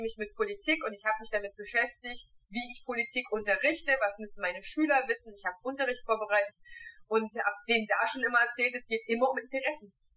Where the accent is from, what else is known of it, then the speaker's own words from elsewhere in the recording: Germany; Ich bin ein Kind der DDR. Ich habe sechs Jahre lang in der DDR gewohnt